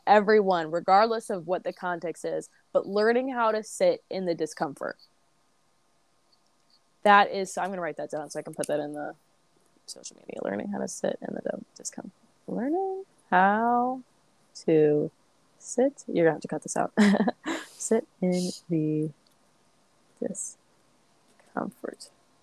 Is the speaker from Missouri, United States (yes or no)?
yes; St. Louis, Missouri, United States; moved away as an adult; I grew up in St. Louis.